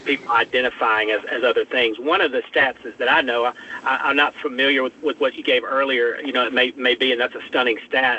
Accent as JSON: {"language": "English", "region": "North Mississippi", "country": "United States", "also_born_or_lived": "Senatobia, Mississippi", "moved": "as an adult", "lives_now": "New Orleans, United States", "said": "from North Mississippi"}